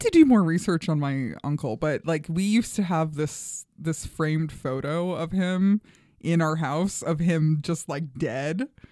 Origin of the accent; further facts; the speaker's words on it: New York City, New York, United States; moved away; Flushing, Queens.